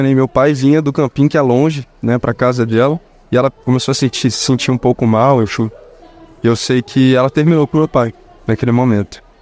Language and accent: Portuguese; Rio de Janeiro, Brazil; accent: carioca; eu nasci no Rio, né? Nasci e criado no Rio e na Zona Sul. E eu sempre meu avô também ali na Zona Norte, eu indo e voltando.